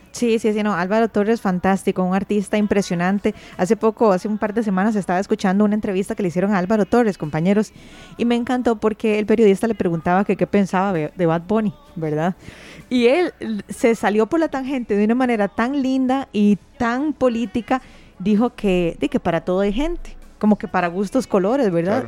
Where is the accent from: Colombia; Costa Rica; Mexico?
Costa Rica; Curridabat, San José; yo soy de Curridual, pero andaba en Heredia